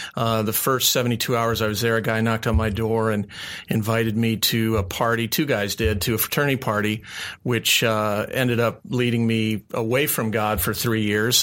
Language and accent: English; Phoenix, Arizona, United States; moved away as an adult; also born or lived in Tucson, Arizona; I grew up here in the Valley